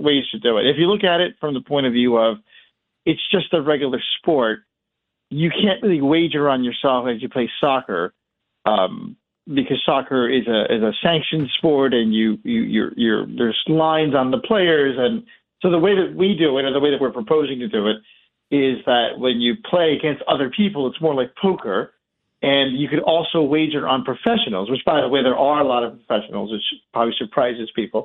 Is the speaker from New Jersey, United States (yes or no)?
yes; Atlantic City, New Jersey, United States; I grew up near Atlantic City, or outside of Atlantic City